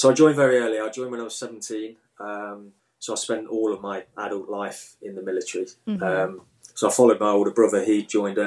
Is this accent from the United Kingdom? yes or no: yes; Midlands, United Kingdom; growing up in the Midlands